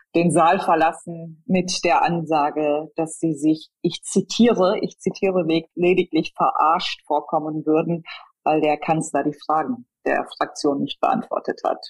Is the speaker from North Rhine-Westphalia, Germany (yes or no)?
yes; Ruhr area, North Rhine-Westphalia, Germany; now in Cologne, Germany; Kölnerin, komme aber gebürtig aus dem Ruhrgebiet